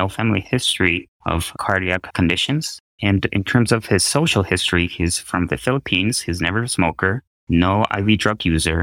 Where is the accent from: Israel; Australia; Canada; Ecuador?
Ecuador; moved away as an adult; now in Evanston, United States; I was born and raised in Ecuador.